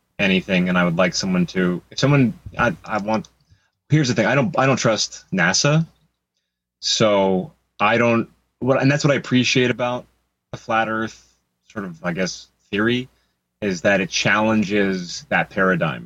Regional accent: Los Angeles, California, United States; I grew up in Hollywood. I spent most of my life in L.A.

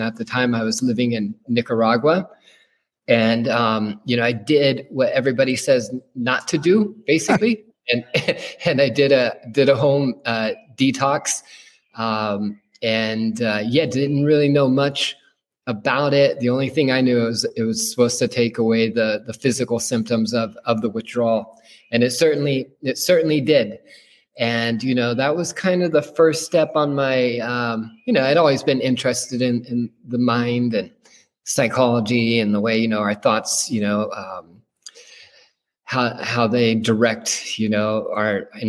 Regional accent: Central Valley of California, United States; I grew up in the Central Valley of California, kind of in the agricultural heartland

